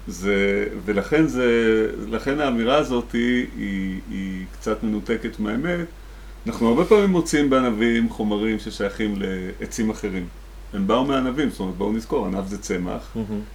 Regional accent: Rehovot, Central District, Israel; born or raised there; also born or lived in the Valley (Jezreel Valley)

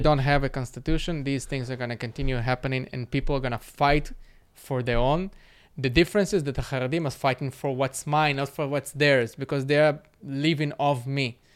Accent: Moscow, Russia; now in Israel; I was born in Moscow

